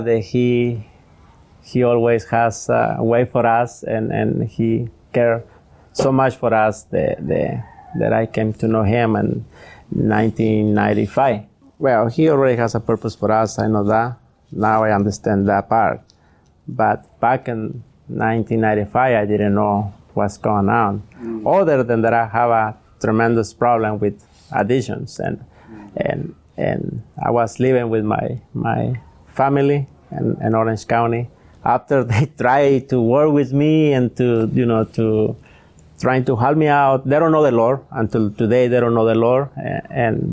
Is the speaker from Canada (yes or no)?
no; Jalisco, Mexico; English is a second language; moved away as an adult; also born or lived in Anaheim, California; now in Los Angeles, United States; I came from Mexico, you know, Jalisco, from, Jalisco. And I was living there.